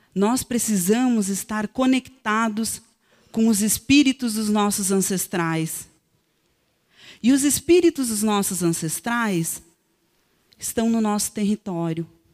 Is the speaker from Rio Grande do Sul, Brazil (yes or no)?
yes; Serrinha, Rio Grande do Sul, Brazil; A minha terra, antes de se chamar Serrinha, se chamava Facavã